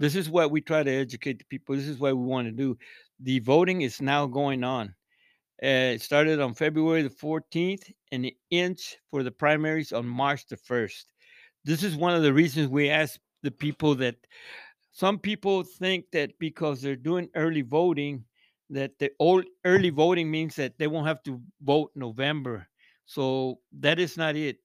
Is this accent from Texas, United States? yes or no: yes; Odessa, Texas, United States; also born or lived in Big Spring, Texas; I moved to Odessa in about nineteen fifty-seven.